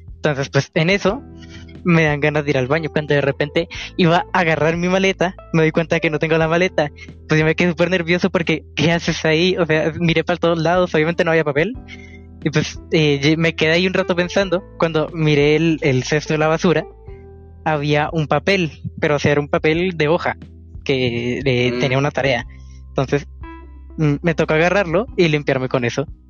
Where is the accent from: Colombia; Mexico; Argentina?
Colombia; yo soy de Colombia